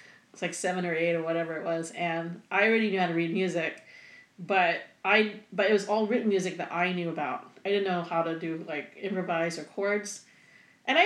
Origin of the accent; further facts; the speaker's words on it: Singapore; moved away; I am originally from Singapore